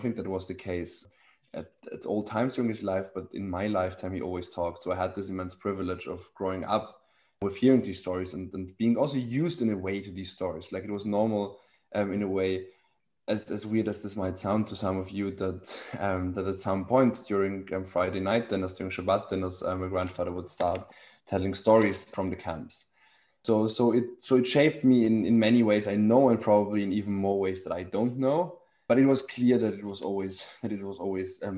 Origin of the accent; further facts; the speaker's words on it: Vienna, Austria; I grew up in Vienna, which is not only um, the best city in the world in general, but also but also as a Jew, um, a great city. Vienna was a great place to grow up as a Jew